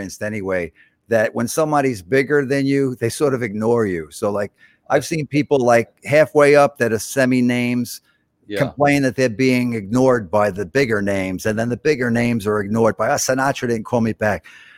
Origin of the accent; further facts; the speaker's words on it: New York City, New York, United States; I went to a good high school, Brooklyn Technical High School, for a while